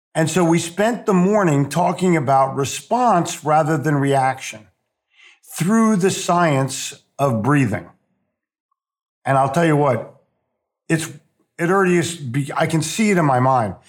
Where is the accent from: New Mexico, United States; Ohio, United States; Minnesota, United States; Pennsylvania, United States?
Pennsylvania, United States; Philadelphia; born or raised there; moved away as an adult; also born or lived in New Jersey / New York City; now in Charlotte, United States